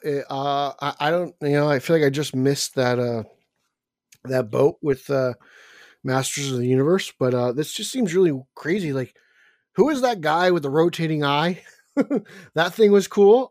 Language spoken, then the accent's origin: English; New Jersey, United States; my home state of Jersey